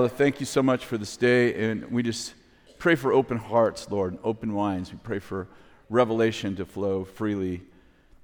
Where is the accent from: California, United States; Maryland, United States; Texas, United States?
California, United States; I'm from California